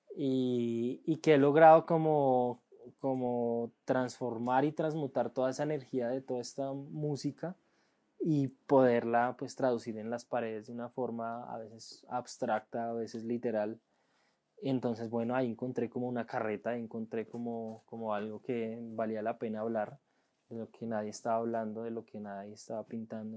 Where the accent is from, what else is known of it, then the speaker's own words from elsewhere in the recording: Colombia; la primera vez que salí de Colombia fue a Ecuador